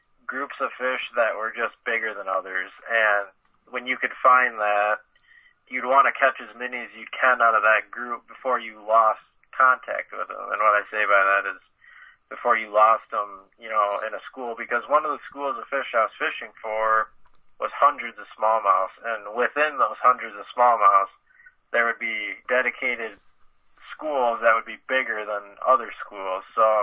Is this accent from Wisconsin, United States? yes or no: yes; Stevens Point, Wisconsin, United States; I grew up in Stevens Point fishing the Wisconsin River my whole life